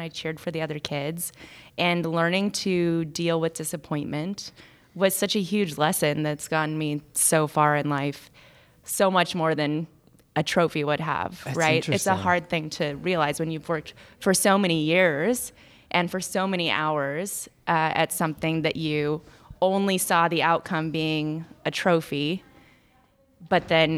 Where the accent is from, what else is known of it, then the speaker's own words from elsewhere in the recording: Los Banos, California, United States; moved away as an adult; now in Ohio, United States; Los Banos, California